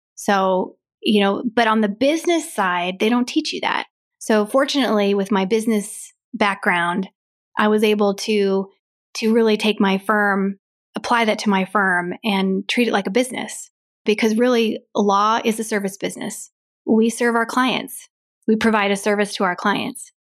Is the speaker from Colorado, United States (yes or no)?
yes; Grand Lake, Colorado, United States; also born or lived in Nebraska; I grew up in Grand Lake